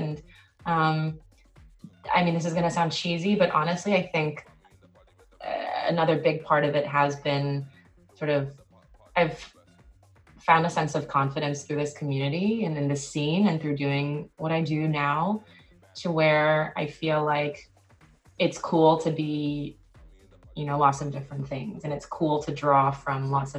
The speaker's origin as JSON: {"language": "English", "country": "South Korea", "tie": "born or raised there", "also_born_or_lived": "New Jersey, United States / Tokyo, Japan", "lives_now": "United States", "said": "So I was in Korea for about almost 10 years before I moved back to the US for college. I was born here, but I was born in New Jersey, actually."}